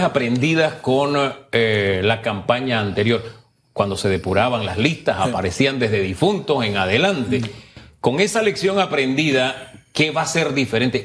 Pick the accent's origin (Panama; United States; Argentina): Panama; somos panameños